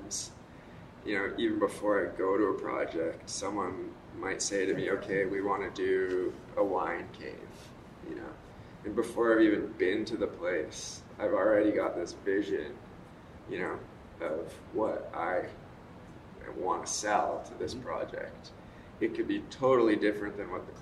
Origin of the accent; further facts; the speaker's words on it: Squamish, British Columbia, Canada; I'm from Squamish, BC, which is just north of Vancouver and south of Whistler